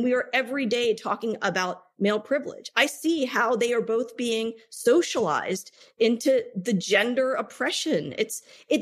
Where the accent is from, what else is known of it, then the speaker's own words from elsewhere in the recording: United States; as a South Asian woman born and raised in the United States of America